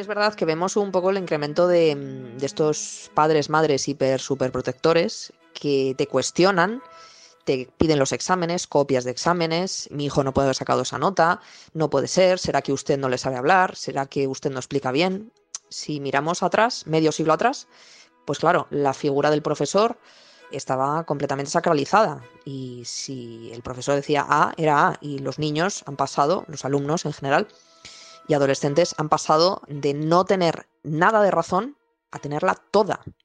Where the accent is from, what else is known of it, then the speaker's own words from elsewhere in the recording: Madrid, Community of Madrid, Spain; soy de Madrid.